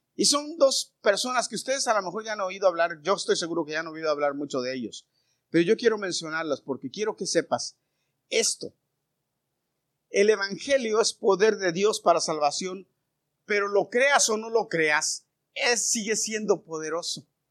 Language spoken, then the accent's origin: Spanish; Mexico; now in United States; Yo no dejé de ser mexicano, yo sigo siendo mexicano. Pero soy ciudadano americano.